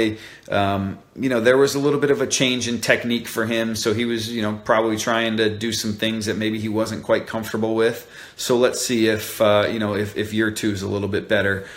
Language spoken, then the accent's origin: English; Michigan, United States; I grew up in Michigan